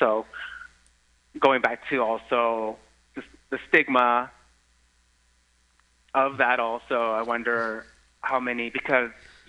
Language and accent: English; San Mateo, California, United States; San Mateo County, which is where I grew up. I grew up in the city of San Mateo, also where the Pride Center is located.